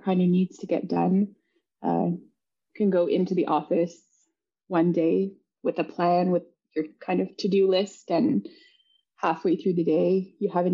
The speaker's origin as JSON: {"language": "English", "town": "Inukjuak", "region": "Quebec", "country": "Canada", "tie": "born or raised there", "said": "I always love going to my hometown. So when I go to Inukjuak, I always love landing there."}